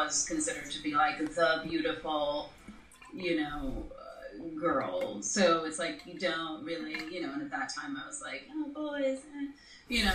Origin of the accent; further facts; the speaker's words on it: Toronto, Ontario, Canada; I grew up in Toronto, Canada, so, like, culturally that's a little bit different.